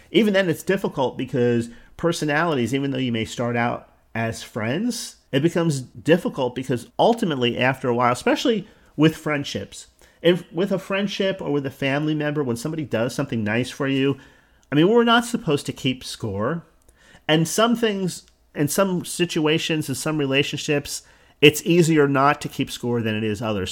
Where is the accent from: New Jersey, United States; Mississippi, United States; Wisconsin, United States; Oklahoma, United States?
New Jersey, United States; now in Florida, United States; I'm from New Jersey, resettled in Florida